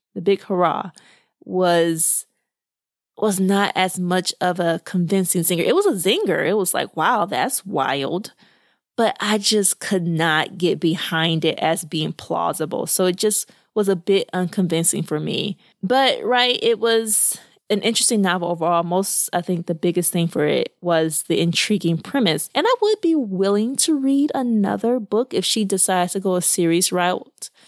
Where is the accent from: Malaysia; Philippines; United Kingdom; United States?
United States; Arkansas; moved away; I grew up in Arkansas